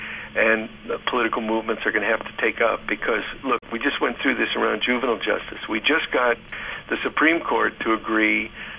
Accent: Ann Arbor, Michigan, United States; we were talking about growing up in Ann Arbor.

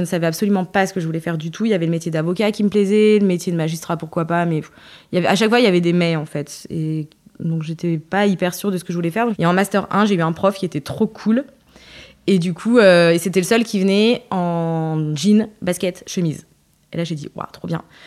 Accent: Le Puy-en-Velay, Auvergne-Rhône-Alpes, France; also born or lived in Creil; je suis née en banlieue parisienne, à Creil, euh, et j'ai migré euh, avec mes parents très très rapidement, j'avais 5 ans, au Puy-en-Velay

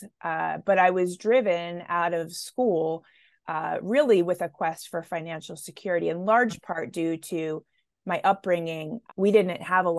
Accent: Baltimore, Maryland, United States; born and raised in Baltimore

